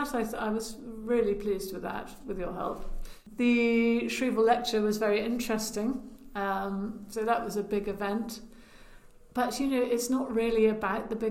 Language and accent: English; Lyonshall, West Midlands, United Kingdom; Well, I'm from Herefordshire. I'm from Lionsall